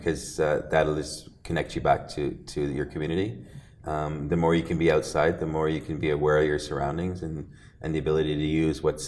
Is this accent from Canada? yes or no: yes; Ontario, Canada; I'm from Ontario